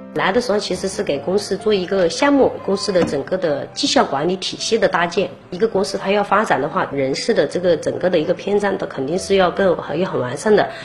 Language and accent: Chinese; Taojiang, Hunan, China; moved away; 我们老家是一样陶家嘛，陶家当地的话，他这是种竹制品，是比较多的